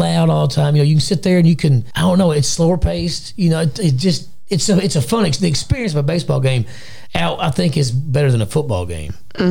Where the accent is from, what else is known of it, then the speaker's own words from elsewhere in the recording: Wisconsin, United States; It was always the Brewers, you know, because I grew up in Wisconsin for a little while, you know.